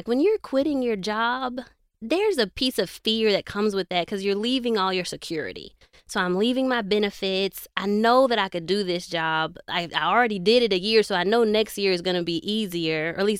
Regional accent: Nigeria; I'm Nigerian.

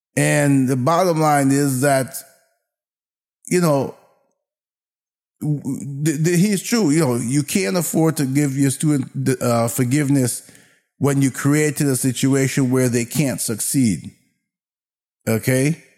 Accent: United States

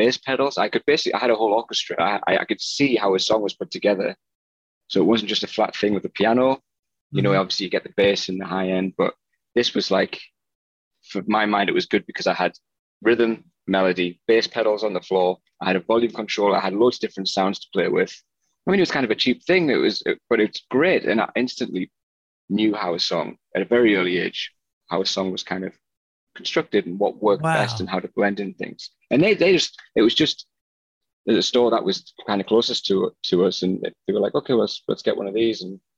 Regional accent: Sunderland, North East England, United Kingdom; moved away as an adult; also born or lived in Newcastle / Cardiff / London / Berlin; now in Los Angeles, United States; I was from the northeast of England originally, Sunderland. I was born in Sunderland back in 1980 or something. And Sunderland's my hometown football team, soccer team.

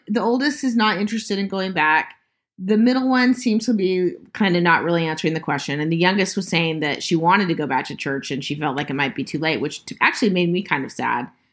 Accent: Utah, United States; I went to high school and junior high with my brother-in-law. It's disturbing, I know, it's 'cause I'm from Utah

